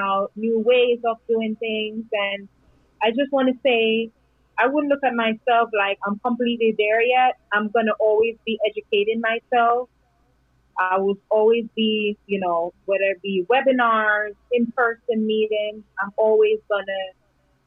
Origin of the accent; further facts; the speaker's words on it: Jamaica; moved away as an adult; now in United States; I was happy as a little island girl growing up